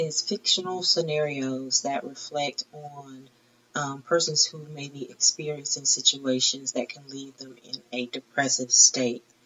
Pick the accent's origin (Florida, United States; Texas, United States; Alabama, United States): Alabama, United States; Troy; moved away as an adult; also born or lived in Long Beach, California / San Diego, California / Chula Vista, California / Tifton, Georgia; I grew up in the Troy, Alabama area